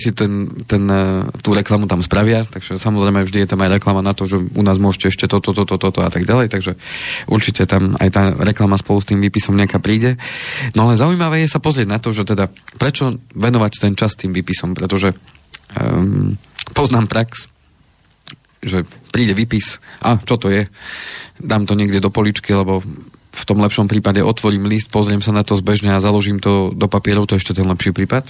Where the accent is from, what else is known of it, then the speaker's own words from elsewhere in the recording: Banská Bystrica, Banská Bystrica Region, Slovakia; Som z Banskej Bystrice